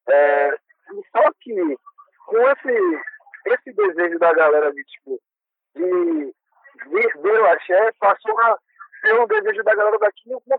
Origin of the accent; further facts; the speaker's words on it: Paulo Afonso, Bahia, Brazil; nós, no caso eu e …, que somos lá de Belo Afonso, a gente tem referência de Pernambuco, Alagoas e Sergipe, sendo que a gente é baiano.